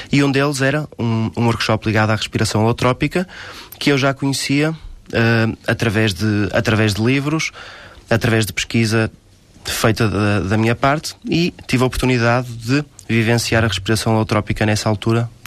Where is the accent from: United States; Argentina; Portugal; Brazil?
Portugal; Porto, Norte; sou do Porto